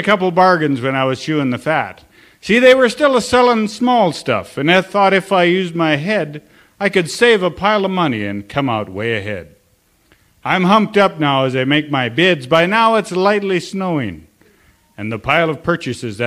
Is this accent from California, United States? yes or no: no; Sims, North Dakota, United States; also born or lived in Almont, North Dakota; I am from Sims, North Dakota. That's 58520. And I'm also from Almont, North Dakota.